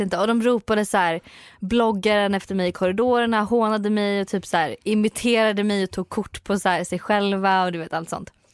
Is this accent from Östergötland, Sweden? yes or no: yes; Söderköping, Östergötland, Sweden; also born or lived in Hudiksvall / Ljusdal / Varberg; jag bodde också lite i Varberg ett år och sen är jag uppväxt i Söderköping